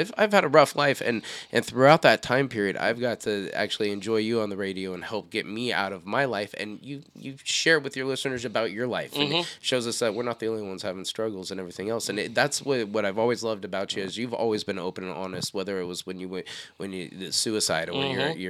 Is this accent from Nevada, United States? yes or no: no; Montana, United States; born there; His grandma. Hey, I was born in Montana. You should use the mills I worked in, too. Montana Mills.